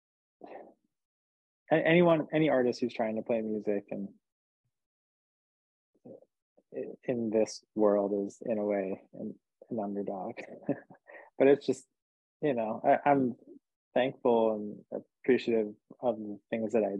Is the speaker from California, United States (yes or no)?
no; New Jersey, United States; also born or lived in New Hampshire; now in New York, United States; I'm from New Hampshire, but I'm really from New Jersey